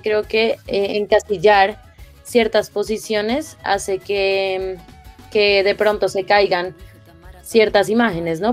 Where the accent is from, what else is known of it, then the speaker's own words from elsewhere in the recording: Colombia; todos nosotros como colombianos